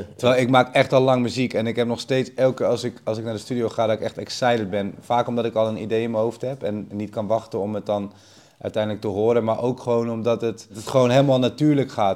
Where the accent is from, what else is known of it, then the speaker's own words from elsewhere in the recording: Amersfoort, Utrecht, Netherlands; zo'n DJ-winkel bij ons in Amersfoort, waar ik vandaan kom in Nederland